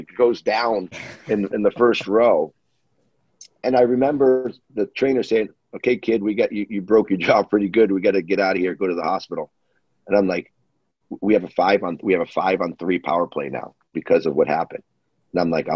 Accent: Boston, Massachusetts, United States; I was from Boston.

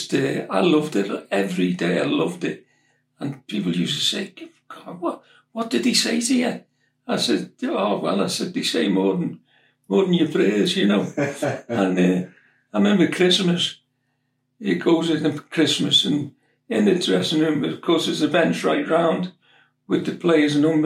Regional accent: Liverpool, North West England, United Kingdom; also born or lived in Huyton; We lived in Page Moss in Highton at the time. We moved up from Edgehill to live in a bigger house. My mother and my younger brother, Larry

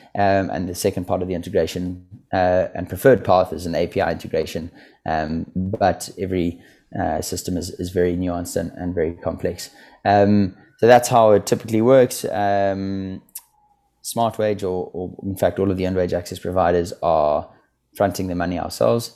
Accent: South Africa; moved away as an adult; also born or lived in Stellenbosch, South Africa; now in London, United Kingdom; I grew up in South Africa, as you said. I went to university in Stellenbosch.

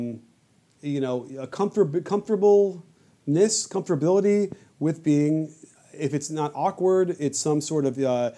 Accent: Chicago, Illinois, United States; moved away; I grew up in Chicago

